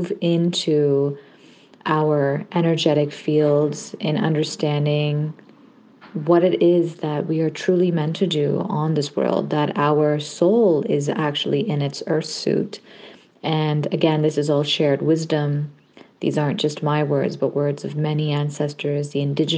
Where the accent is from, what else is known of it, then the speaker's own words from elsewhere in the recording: Ontario, Canada; also born or lived in Hamilton / Kitchener-Waterloo / Windsor / Markham; I am a Canadian-Pakistani Muslim woman living in Toronto, Ontario, and was born and raised here in Canada